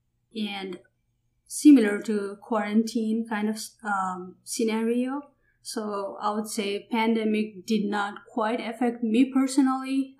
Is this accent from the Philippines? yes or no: no; Kathmandu, Bagmati, Nepal; moved away as an adult; now in United States; growing up in Kathmandu was awesome, but schooling, not so much